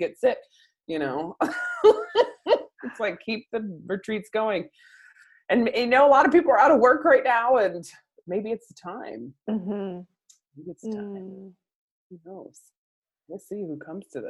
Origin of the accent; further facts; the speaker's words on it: San Diego, California, United States; also born or lived in White Center, Washington; now in Seahurst, United States; I'm from San Diego